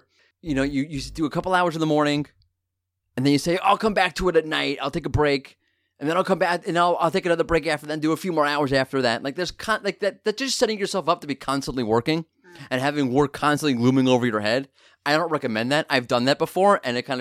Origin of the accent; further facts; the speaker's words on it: New York, United States; I'm a New Yorker